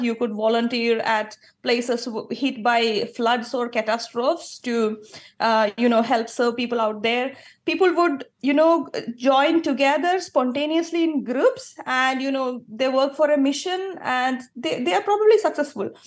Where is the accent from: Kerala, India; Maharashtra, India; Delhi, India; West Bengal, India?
Kerala, India; moved away as an adult; I grew up in Kerala. Until age twenty-six, I lived in Kerala.